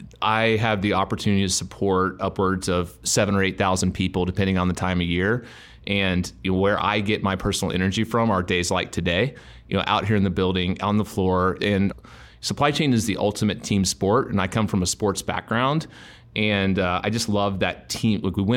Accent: Texas, United States; I grew up in an extremely competitive environment of growing up in Texas.

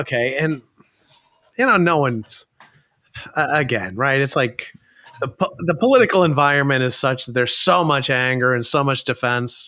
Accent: Chicago, Illinois, United States; I grew up in Chicago

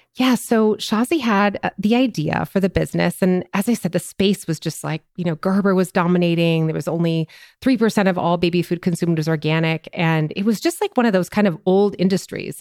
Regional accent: Minnesota, United States; moved away as an adult; also born or lived in upstate New York; I'm a Minnesotan. I grew up in Minnesota

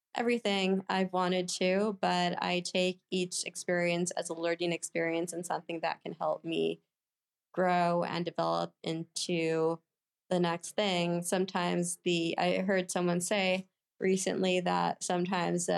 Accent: Oakland, California, United States; I grew up in the San Francisco Bay Area

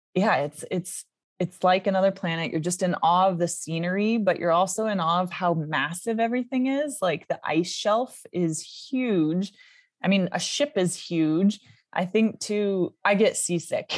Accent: Seattle, Washington, United States; I was born in, uh, Seattle, Washington, in the U S

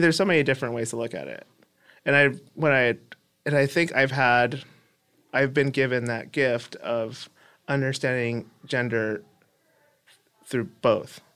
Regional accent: Los Angeles, California, United States; I grew up in East L A.

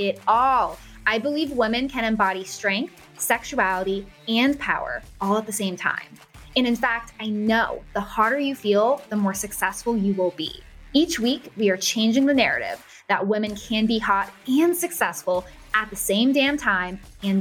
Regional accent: Massachusetts, United States; also born or lived in Florida; now in Boston, United States; I grew up in Massachusetts

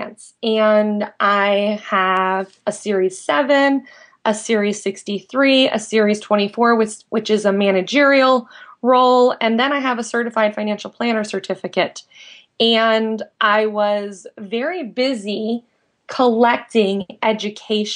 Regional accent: Indiana, United States; moved away as an adult; also born or lived in San Diego; I grew up in Indiana. I moved to San Diego in 2001

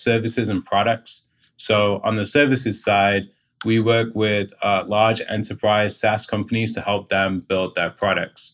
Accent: Manchester, North West England, United Kingdom; moved away as an adult; now in Rochester, United States; I grew up in England, in the UK

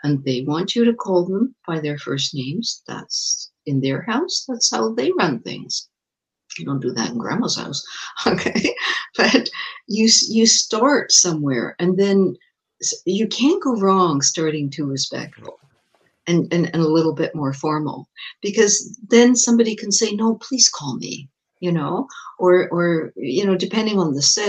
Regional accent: England, United Kingdom; now in Montreal, Canada; I was born in England and I had a kind of pretty traditional, pretty strict British upbringing

